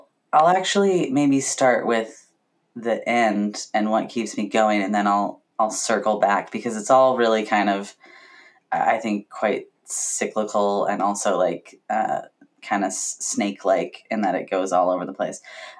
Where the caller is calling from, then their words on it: Vancouver, Washington, United States; I am on traditional Cowlitz and Chinook territories, now known as Vancouver, Washington. The other Vancouver, as I like to call it.